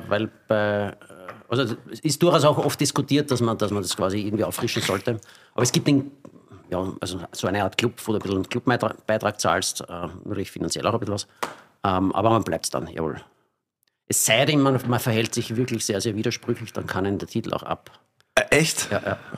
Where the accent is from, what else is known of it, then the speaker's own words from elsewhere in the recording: Austria; bei uns in Österreich ist Domäne relativ frei und auch europaweit.